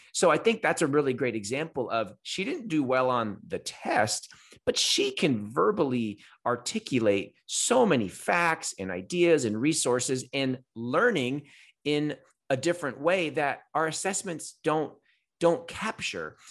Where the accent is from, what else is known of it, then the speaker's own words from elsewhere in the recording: California, United States; I'm a Californian.